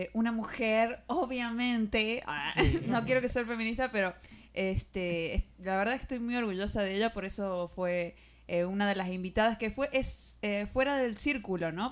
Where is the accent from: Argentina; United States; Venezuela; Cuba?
Argentina; de Argentina